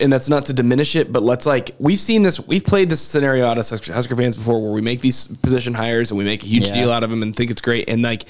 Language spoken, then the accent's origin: English; Western Nebraska, United States; So I grew up in Western Nebraska.